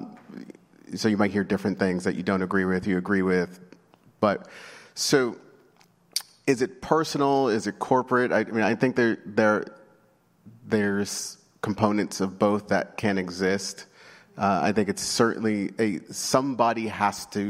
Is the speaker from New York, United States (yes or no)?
yes; New York City, New York, United States; I grew up in New York City